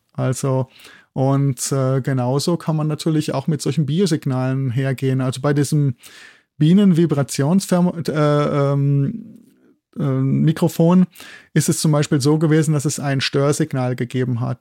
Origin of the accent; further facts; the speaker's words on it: Germany; moved away as an adult; also born or lived in Bochum; now in Innsbruck, Austria; ich komme aus Deutschland